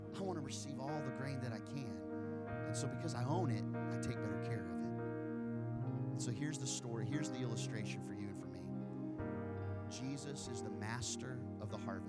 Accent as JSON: {"language": "English", "town": "Wichita", "region": "Kansas", "country": "United States", "tie": "born or raised there", "moved": "yes", "said": "I grew up in Kansas, and Kansas is known as the wheat state."}